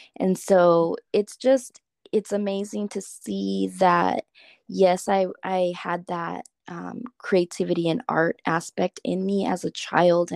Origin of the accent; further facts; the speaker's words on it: Los Angeles, California, United States; I was born in Los Angeles, and my parents actually met in Los Angeles at a daycare in East